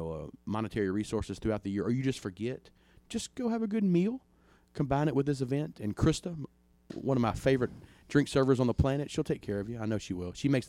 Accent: East Tennessee, United States; I grew up in East Tennessee. My mother, I lived up there and lived in the mountains.

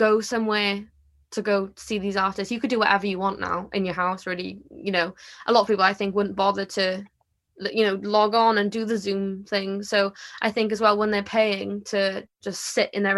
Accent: Porthcawl, Wales, United Kingdom; I'm from Porthcawl. I was born here, so yeah, I have never lived anywhere else

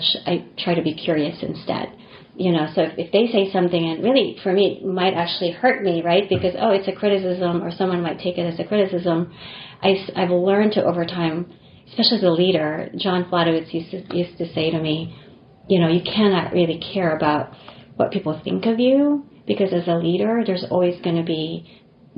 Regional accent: Philippines; moved away as an adult; also born or lived in Japan / New York / Rhode Island; now in United States; I didn't grow up in this country. You know, I grew up in the Philippines and came here for college.

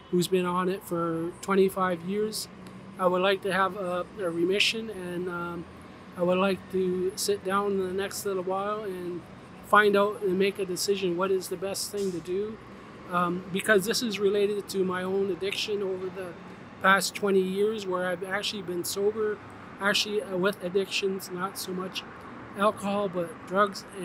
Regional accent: Norway; Uh, well, I'm from Norway, so it's difficult to say.

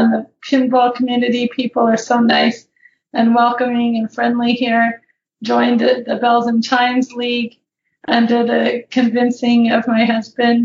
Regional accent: California, United States; now in Phoenix, United States; I grew up in California

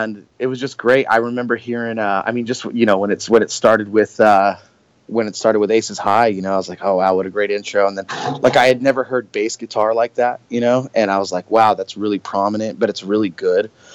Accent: Southern California, United States; I grew up in Southern California

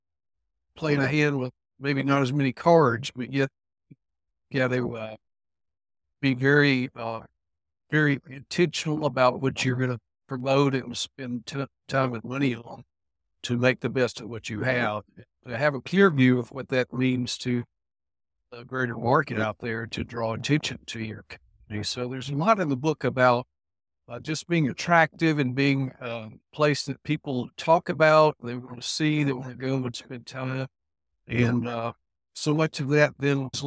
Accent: Alabama, United States; also born or lived in Starkville, Mississippi; came back to my home state of Alabama

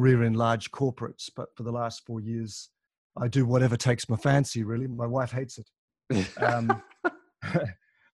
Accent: Tasmania, Australia; moved away as an adult; also born or lived in Moscow, Russia / Adelaide, Australia / London, United Kingdom / Melbourne, Australia; I grew up in Tasmania, which is a little island to the south of Australia.

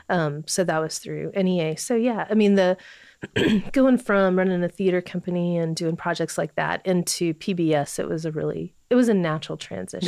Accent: Bowling Green, Kentucky, United States; moved away; I'm from Warren County. So I, uh, I grew up in the country

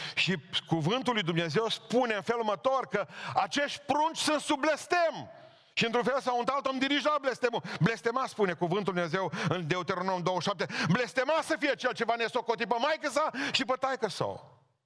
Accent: Bihor County, Romania; born or raised there

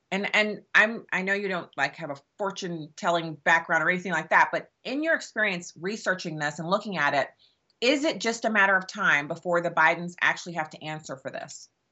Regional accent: United States; as an American

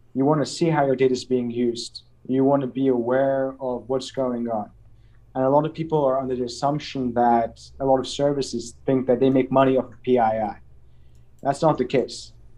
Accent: Azerbaijan; growing up in Azerbaijan

